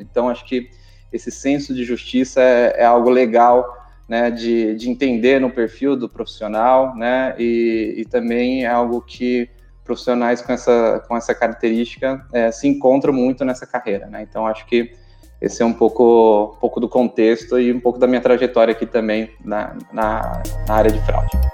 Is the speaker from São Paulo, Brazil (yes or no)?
yes; interior of São Paulo, Brazil; moved away as an adult; now in São Paulo, Brazil; Sou do interior de São Paulo